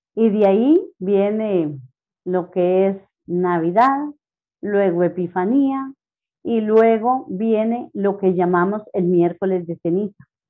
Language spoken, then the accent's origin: Spanish; Pérez Zeledón, San José, Costa Rica; Soy nacida en Pérez Celedón